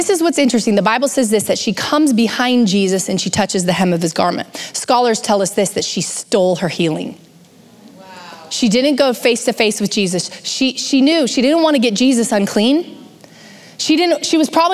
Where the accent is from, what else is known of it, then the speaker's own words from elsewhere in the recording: United States; born and raised in the United States